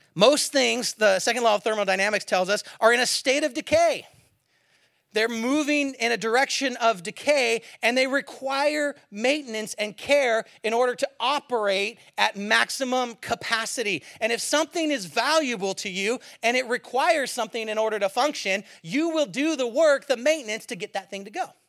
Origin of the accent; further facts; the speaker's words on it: San Francisco Bay Area, California, United States; also born or lived in Eugene, Oregon / Springfield, Oregon; now in south of Seattle, United States; I'm from the Bay Area originally, San Francisco area